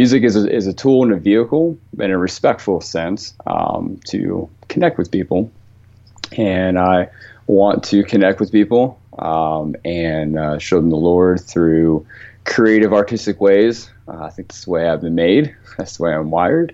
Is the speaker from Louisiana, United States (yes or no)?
no; Leesburg, Virginia, United States; I'm from Virginia, originally Northern Virginia, Leesburg, the town to be specific